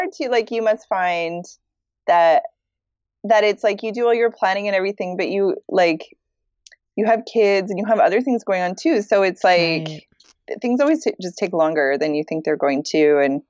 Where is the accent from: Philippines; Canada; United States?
Canada; Petawawa, Ontario; now in Montreal, Canada; So I'm a military brat. So I was born in Ontario, in Petawawa, Ontario, but I moved a lot. I moved like every 3 to 4 years, we moved to a different city. So I grew up all over Canada.